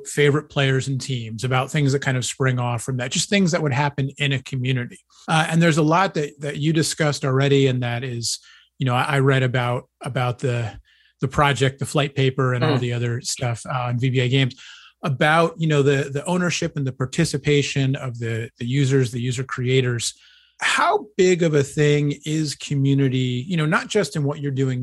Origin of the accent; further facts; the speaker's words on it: East Coast, United States; I grew up on the East Coast